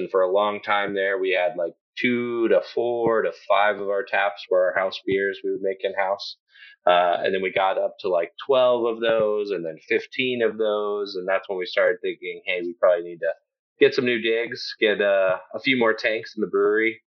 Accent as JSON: {"language": "English", "town": "Garland", "region": "Texas", "country": "United States", "tie": "born or raised there", "said": "we grew up in Garland, just outside of Dallas. So kind of Dallas born and raised, spent most of our time in Texas"}